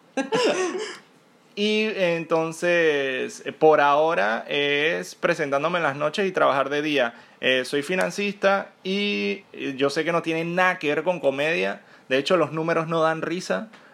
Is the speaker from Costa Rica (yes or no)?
no; Panama; yo soy panameño